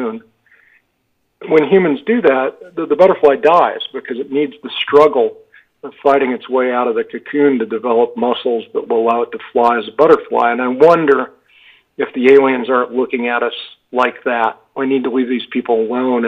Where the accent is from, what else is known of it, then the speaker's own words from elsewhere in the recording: Park City, Utah, United States; Park City, Utah, my hometown